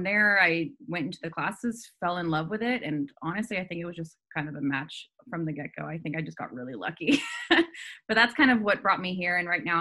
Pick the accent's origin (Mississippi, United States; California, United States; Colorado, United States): California, United States; I'm from California. So I wanted to stay in California.